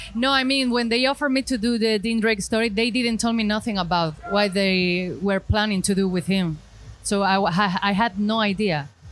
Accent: Granada, Andalusia, Spain; English is a second language; I'm from Spain, Granada, South Spain

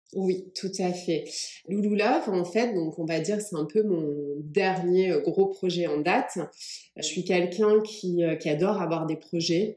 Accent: France; also born or lived in England; je suis anglaise. Je suis arrivée en France à l'âge de 8 ans

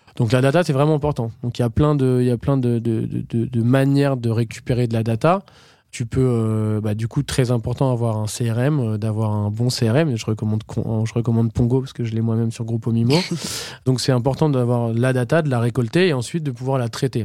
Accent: Normandy, France; je viens de Normandie

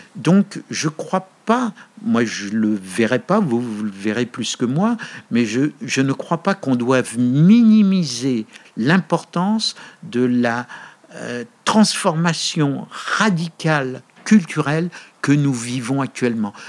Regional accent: France; moved away as an adult; also born or lived in Montreal, Canada; now in United States; je suis français.

